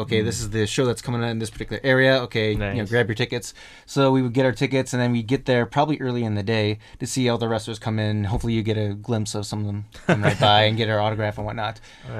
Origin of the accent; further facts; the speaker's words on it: Plain, Wisconsin, United States; moved away; I'm originally from the United States. Mm-hmm. I actually grew up in a very, very, very rural town, a small town. It's called Plain, P-L-A-I-N, Plain.